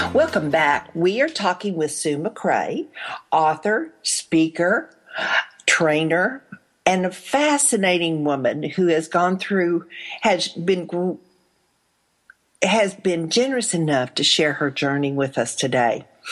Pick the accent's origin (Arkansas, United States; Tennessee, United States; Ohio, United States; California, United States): Arkansas, United States; also born or lived in Texas; I was in Arkansas when I grew up, born in Texas, raised in Arkansas